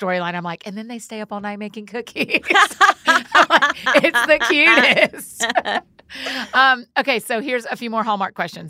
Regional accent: the South, United States; I've only ever lived in the South

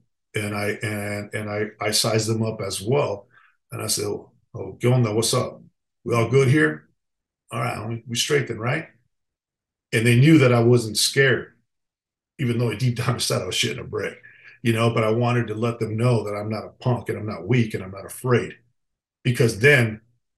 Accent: Los Angeles, California, United States; We grew up together in East Los Angeles

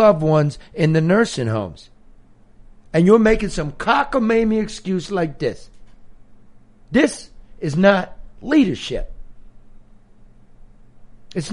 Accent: Michigan, United States; we're from Michigan

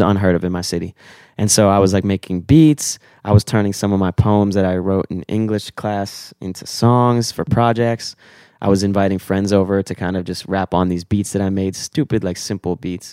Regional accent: Weston, Florida, United States; I'm from South Florida, twenty-six. Um, I grew up South Florida in Weston, small little town in Fort Lauderdale.

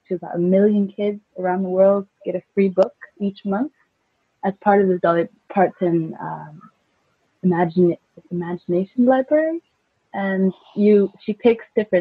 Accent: Iceland; moved away; also born or lived in California; I grew up in California when I was a kid, up until the age of 10, but then I went back to Iceland

